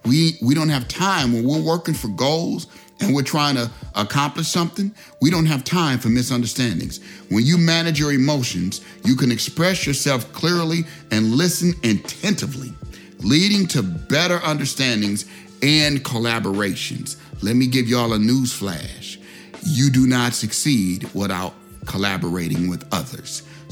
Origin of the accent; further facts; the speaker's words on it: Chicago, Illinois, United States; I'm from Chicago, they don't know who they dealing with.